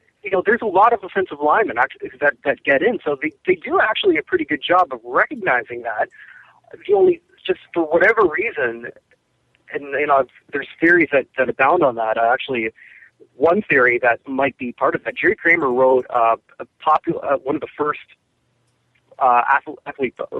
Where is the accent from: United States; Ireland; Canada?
Canada; myself as a Canadian